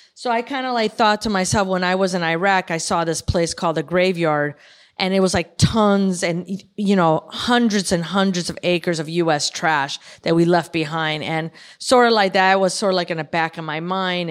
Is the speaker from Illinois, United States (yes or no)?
yes; Chicago, Illinois, United States; now in California, United States; born and raised in Chicago.